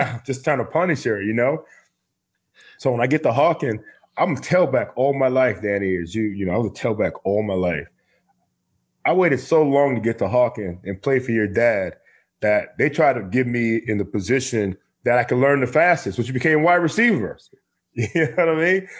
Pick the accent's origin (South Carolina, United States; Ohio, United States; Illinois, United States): Ohio, United States; Marion; also born or lived in Warrensville Heights, Ohio; I was really into being in, you know, Central Ohio, growing up in Marion, Ohio. And so when I finally got used to where I was, which is Warrensville